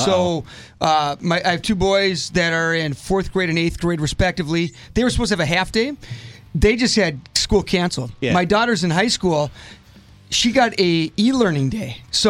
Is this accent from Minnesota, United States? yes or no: yes; Minneapolis, Minnesota, United States; moved away; I'm from the Twin Cities originally